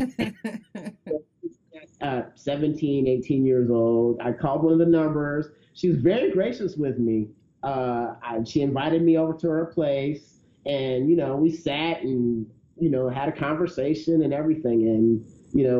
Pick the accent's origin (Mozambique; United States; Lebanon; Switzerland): United States; the South; I was raised in the South in a pretty conservative religious background.